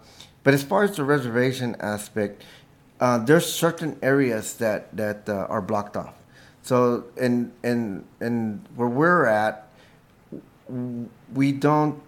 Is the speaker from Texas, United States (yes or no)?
yes; Staples, Texas, United States; moved away as an adult; also born or lived in San Marcos, Texas; now in Santa Fe, United States; When I was a kid, growing up in Staples, Texas, I mean, I couldn't feel more indigenous growing up around corn